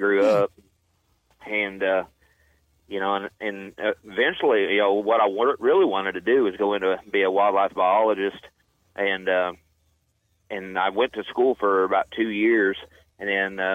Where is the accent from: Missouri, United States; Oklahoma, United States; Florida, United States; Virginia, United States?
Missouri, United States; Rocky Comfort; now in Conway, United States; I was born in Southwest Missouri, a little town called Rocky Comfort, Missouri, where I called home